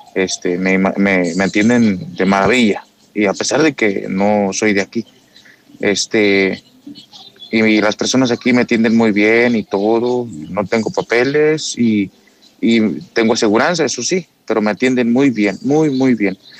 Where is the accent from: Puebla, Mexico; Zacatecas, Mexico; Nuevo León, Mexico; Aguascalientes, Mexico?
Aguascalientes, Mexico; now in United States; soy de allá de México, de ahí de Aguascalientes.